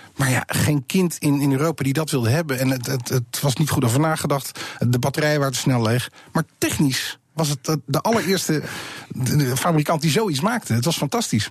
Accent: Netherlands; wij zijn Nederlanders

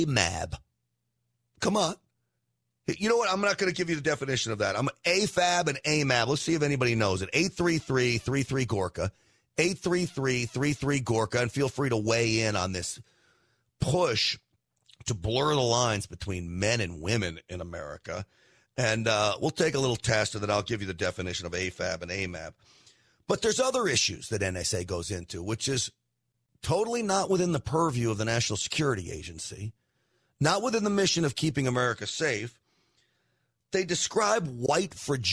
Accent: Scarsdale, New York, United States; I grew up in Scarsdale, New York

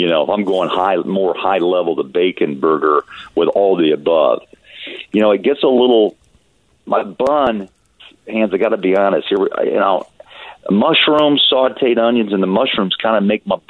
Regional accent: United States; also born or lived in Kansas / Missouri; I grew up in Kansas, as you know, and Missouri

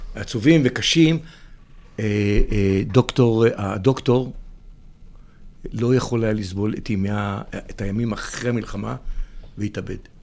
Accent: Israel; אני, אני קיבוצניק

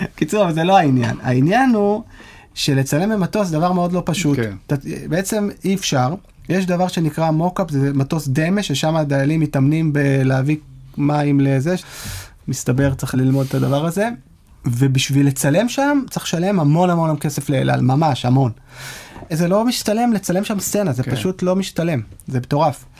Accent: Israel; כישראלים שגדלו לדור הסוציאליסטי

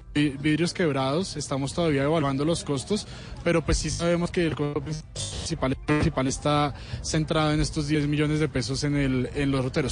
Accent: Bogotá, Colombia; como bogotanos

